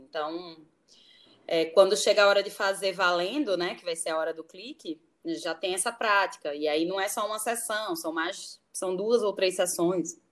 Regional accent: Natal, Rio Grande do Norte, Brazil; moved away as an adult; also born or lived in Brasília; now in Rio de Janeiro, Brazil; eu nasci em Natal

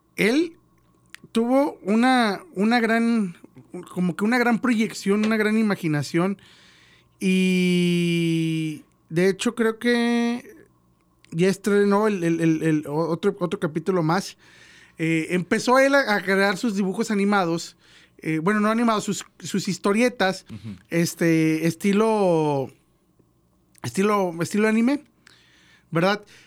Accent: Mexico; como mexicano

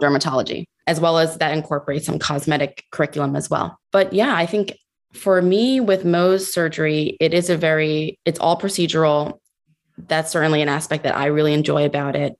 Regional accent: New Jersey, United States; I'm from New Jersey

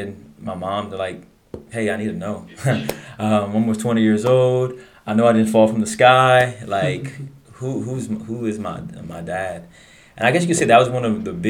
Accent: Abbeville, Louisiana, United States; Born and raised in Abbeville, Louisiana

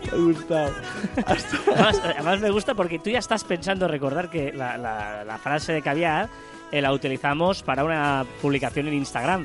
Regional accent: Sabadell, Catalonia, Spain; Soy de Sabadell

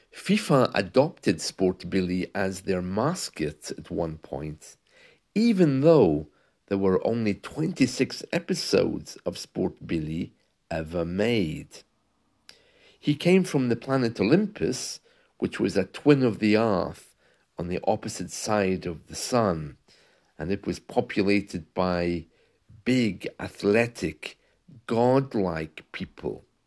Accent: United Kingdom; in the U K, we have football

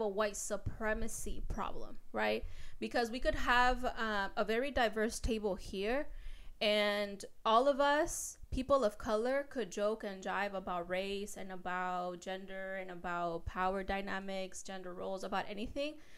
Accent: Mexico; now in United States; I was born in Mexico

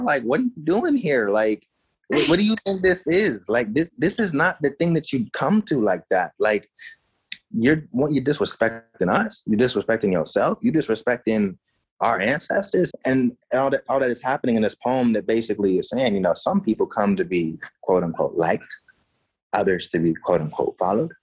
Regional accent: United States; moved away as an adult; also born or lived in Madison / Oregon; now in Canada; I'm in Canada now. I'm from the States

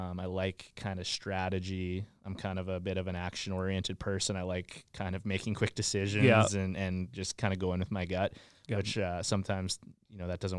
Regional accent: Moose Jaw, Saskatchewan, Canada; Yeah, so I'm from Saskatchewan. I grew up in Moose Jaw.

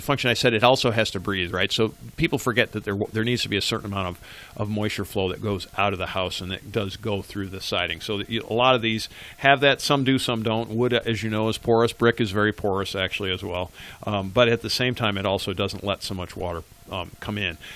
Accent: Western New York, United States; I grew up in Western New York

